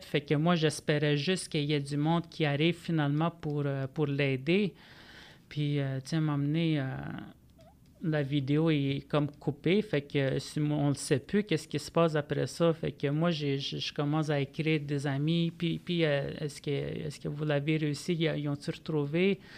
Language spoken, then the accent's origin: French; Manawan, Quebec, Canada; je viens de Manouane, qui est au nord de Saint-Michel-des-Saints